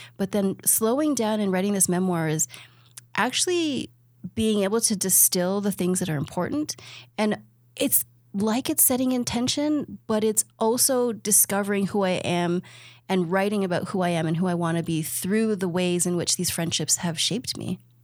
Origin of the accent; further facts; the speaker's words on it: Toronto, Ontario, Canada; I'm from Toronto.